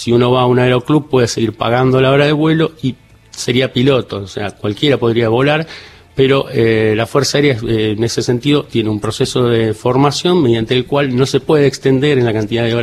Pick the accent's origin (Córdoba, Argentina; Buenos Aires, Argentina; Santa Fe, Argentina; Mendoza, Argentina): Córdoba, Argentina; yo tuve la particularidad de que como me crié en Córdoba, está cerca